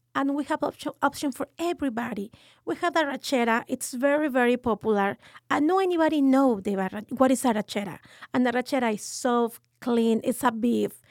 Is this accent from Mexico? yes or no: yes; Mexico City, Mexico; English is a second language; moved away as an adult; now in San Antonio, United States; I am from Mexico City